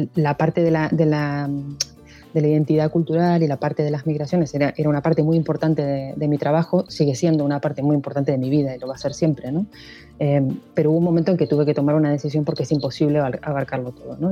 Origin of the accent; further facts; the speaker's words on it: Montevideo, Uruguay; moved away as an adult; now in Spain; Yo eh, soy de Uruguay, de Montevideo, vivo en España desde hace casi 18 años